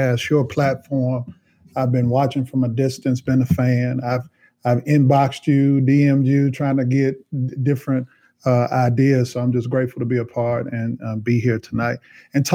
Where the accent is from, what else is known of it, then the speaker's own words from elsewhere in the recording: Nashville, Tennessee, United States; Born and raised in Nashville